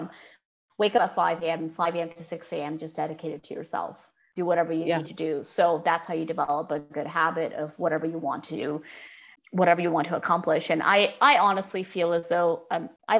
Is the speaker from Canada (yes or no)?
yes; Canada; as a Canadian South Asian who comes from immigrant parents